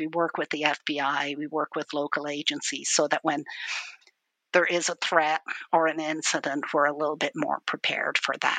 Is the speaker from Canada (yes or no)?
no; Dublin, Leinster, Ireland; I'm originally from Ireland. I grew up in Dublin, in Ireland.